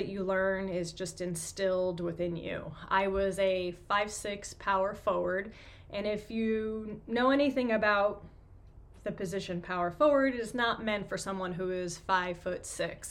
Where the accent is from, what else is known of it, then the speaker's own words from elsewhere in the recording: New York City, New York, United States; moved away as an adult; also born or lived in Michigan; But I'm born and raised in Queens, New York. I lived in New York until I was about 28